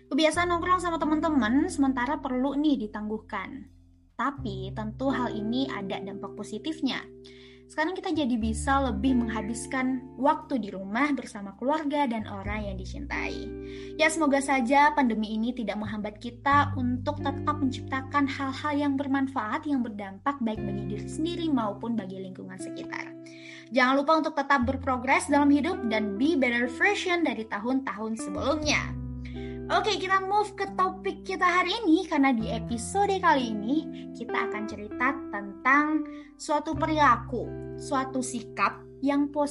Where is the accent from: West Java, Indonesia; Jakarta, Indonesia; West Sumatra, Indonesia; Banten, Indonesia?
West Sumatra, Indonesia; Aku dari Sumatera Barat dan kamu dari Sibolga Sumatera Utara.